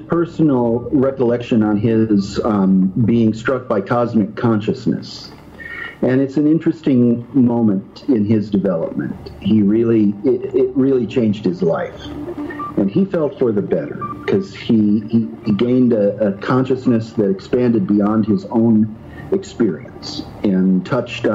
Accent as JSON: {"language": "English", "region": "Iowa", "country": "United States", "tie": "born or raised there", "said": "I grew up in Iowa, around the corner from Brad Steiger"}